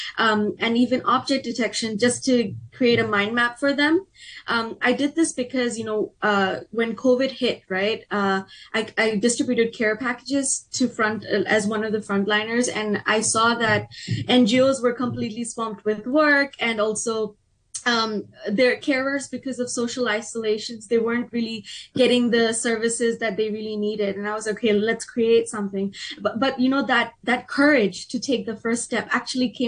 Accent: Hong Kong; I was born and raised in Hong Kong. I'm first generation Bangladeshi

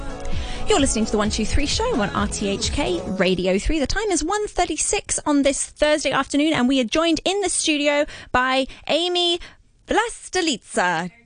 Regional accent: Hong Kong; I grew up in Hong Kong.

